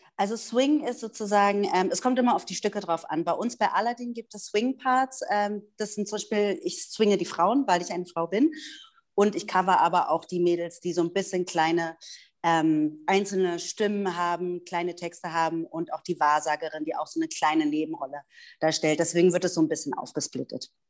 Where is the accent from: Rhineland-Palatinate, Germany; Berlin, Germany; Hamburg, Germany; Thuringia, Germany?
Berlin, Germany; moved away as an adult; now in Stuttgart, Germany; geboren und aufgewachsen in Berlin, lebe jetzt aber bereits seit acht Jahren in Stuttgart